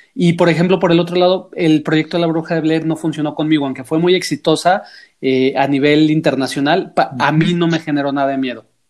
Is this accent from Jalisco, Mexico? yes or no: yes; Guadalajara, Jalisco, Mexico; soy escritor de, de Guadalajara, México